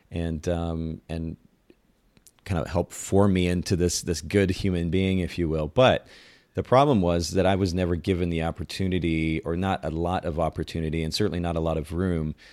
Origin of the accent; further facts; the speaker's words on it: Japan; I grew up in Japan. I was a missionaries kid, and grew up in a very conservative home and, in culture.